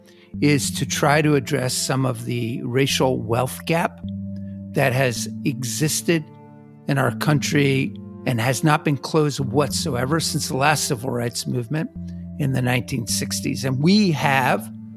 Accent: New Jersey, United States; I come from New Jersey

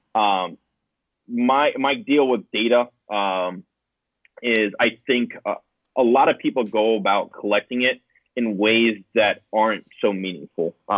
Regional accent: Pembroke Pines, Florida, United States; I grew up in South Florida uh, in Pembroke Pines

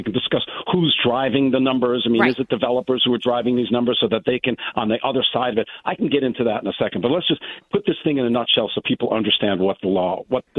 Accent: Westport, Connecticut, United States; So I'm from Westport. Let's talk about Westport specifically.

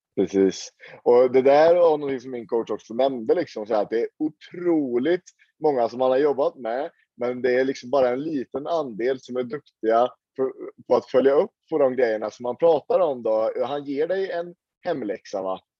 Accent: Sweden; now in Oslo, Norway; har jag mina rötter i Sverige. Jag är ju svensk

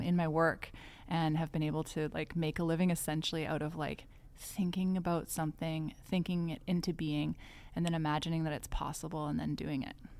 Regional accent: White Rock, British Columbia, Canada; also born or lived in Montreal / Mexico / South America; now in Vancouver, Canada; I grew up in White Rock, um, British Columbia, and I'm, uh, now based in Vancouver

